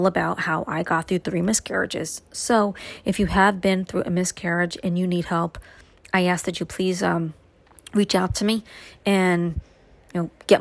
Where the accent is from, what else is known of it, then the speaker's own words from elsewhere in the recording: New York City, New York, United States; now in upstate New York, United States; my growing up in Brooklyn